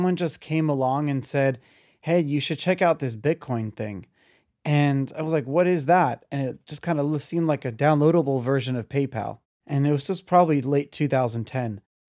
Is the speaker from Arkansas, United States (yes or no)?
no; Brooklyn, New York, United States; So I grew up in Brooklyn and grew up in like the yeshiva world.